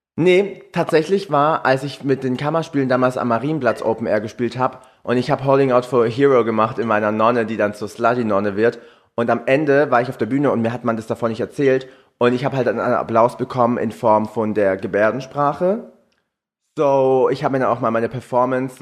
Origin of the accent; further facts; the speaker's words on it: Swabia, Germany; accent: Swabian; wir Schwaben in dem Slang